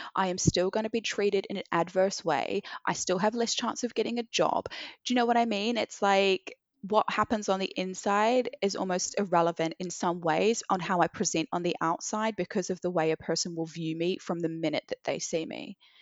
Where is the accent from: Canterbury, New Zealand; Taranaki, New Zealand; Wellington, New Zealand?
Canterbury, New Zealand; Christchurch; moved away as an adult; also born or lived in Sydney, Australia; now in London, United Kingdom; growing up in Christchurch, you know, my sister and I grew up in an all white family